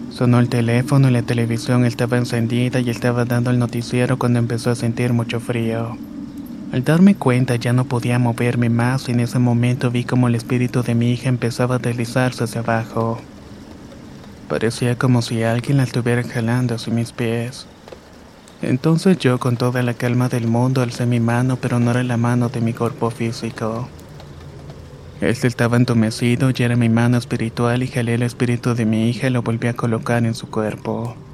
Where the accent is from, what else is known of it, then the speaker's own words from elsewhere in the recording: El Salvador; now in Los Angeles, United States; Vivo en la ciudad de Los Ángeles, California desde hace 18 años pero soy originario de El Salvador.